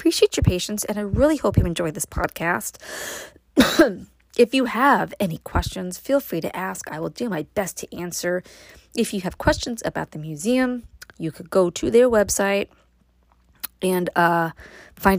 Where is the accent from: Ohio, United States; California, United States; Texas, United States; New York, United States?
New York, United States; Brooklyn; now in Upstate New York, United States; growing up in Brooklyn